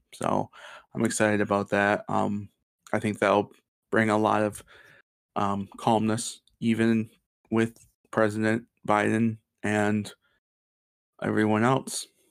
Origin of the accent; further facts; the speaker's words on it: Portland, Michigan, United States; my hometown, Portland